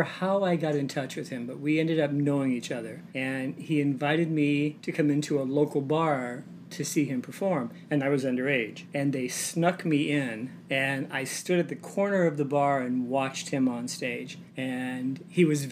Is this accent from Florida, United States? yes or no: yes; Fort Lauderdale, Florida, United States; also born or lived in Michigan / Miami; I grew up in South Florida, Fort Lauderdale and Miami, to be exact. I was born in Michigan, but my parents moved me to Fort Lauderdale when I was very young